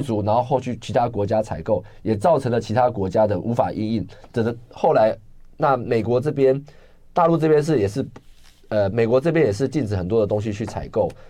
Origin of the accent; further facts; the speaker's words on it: Zhonghe, New Taipei, Taiwan; 我从小在综合出生长大，我最了解综合